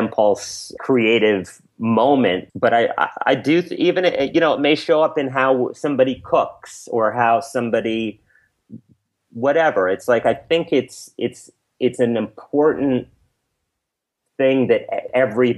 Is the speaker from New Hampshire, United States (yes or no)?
no; New York City, New York, United States; I was brought up in Alphabet City in New York City